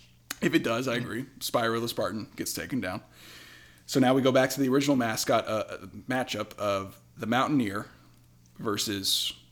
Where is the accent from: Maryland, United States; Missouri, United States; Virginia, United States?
Virginia, United States; because Virginia, my home state